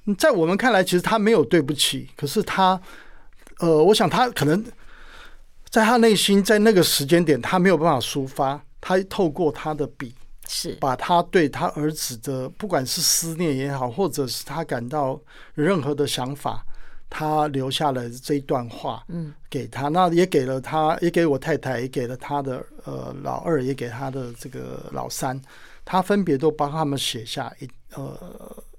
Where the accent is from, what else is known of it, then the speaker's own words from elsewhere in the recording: Penghu County, Taiwan; moved away; 我一直很想念我的故乡澎湖